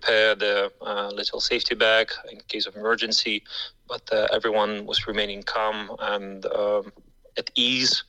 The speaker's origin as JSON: {"language": "English", "town": "Dnipro", "region": "Dnipropetrovsk Oblast", "country": "Ukraine", "moved": "as an adult", "lives_now": "Luxembourg", "said": "I'm from Dnipro, a city in the central eastern part of Ukraine. But unfortunately, I left 10 years ago to live in Europe"}